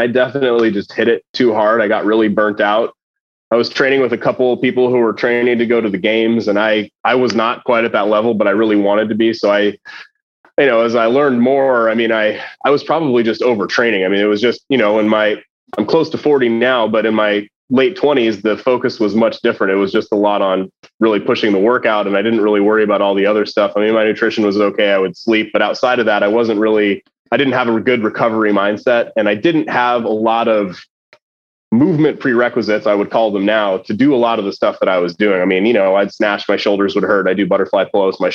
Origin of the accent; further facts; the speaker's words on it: Denver, Colorado, United States; moved away as an adult; also born or lived in Fort Collins, Colorado; now in Saratoga Springs, United States; I grew up in Denver